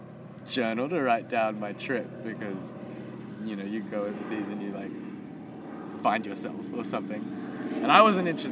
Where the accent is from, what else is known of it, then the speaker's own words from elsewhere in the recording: Texas, United States; the first one was about memories about growing up in Texas. So it was like 30 memories in 30 days of growing up in Texas.